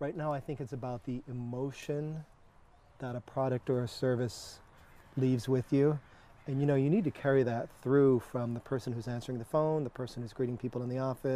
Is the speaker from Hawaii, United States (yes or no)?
yes; Honolulu, Hawaii, United States; moved away as an adult; also born or lived in Malibu, California; now in Santa Barbara, United States; born and raised in Honolulu.